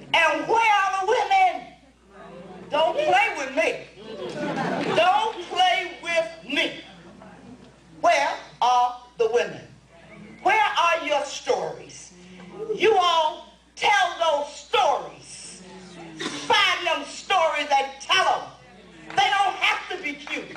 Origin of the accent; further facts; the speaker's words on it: New York City, New York, United States; also born or lived in Robeson County, North Carolina; I come from the South Bronx